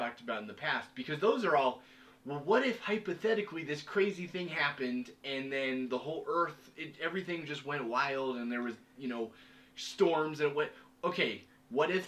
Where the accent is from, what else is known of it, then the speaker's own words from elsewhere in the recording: Washington, United States; I grew up in Washington.